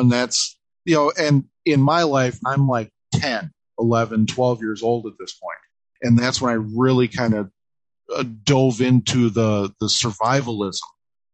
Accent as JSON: {"language": "English", "region": "Midwest", "country": "United States", "tie": "born or raised there", "said": "I grew up in the Midwest"}